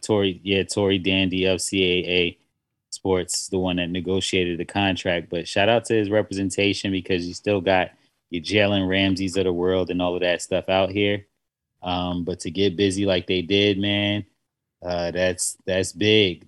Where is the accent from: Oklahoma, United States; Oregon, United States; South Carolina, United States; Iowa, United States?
South Carolina, United States; I grew up in South Carolina